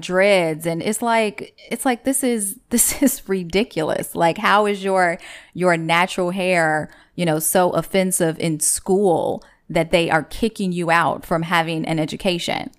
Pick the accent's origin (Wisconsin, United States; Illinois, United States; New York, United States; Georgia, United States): Illinois, United States; Chicago; I grew up on ninety-third and Racine